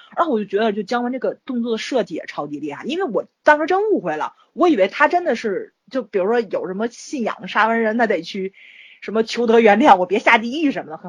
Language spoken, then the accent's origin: Chinese; China; 作为一个中国人